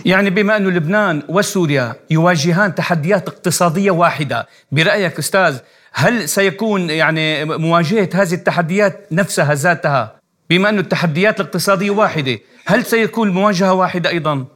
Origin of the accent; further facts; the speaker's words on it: Syria; انا من سوريا